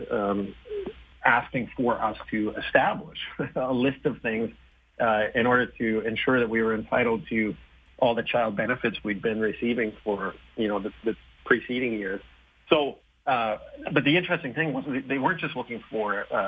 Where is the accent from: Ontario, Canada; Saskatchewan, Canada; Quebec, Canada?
Saskatchewan, Canada; I was born in Saskatchewan, and we had both of our kids here in Saskatoon